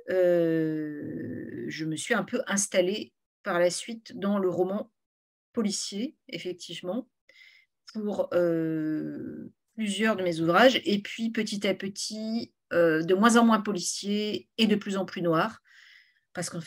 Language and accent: French; Morlaix, Brittany, France; born or raised there; also born or lived in Rennes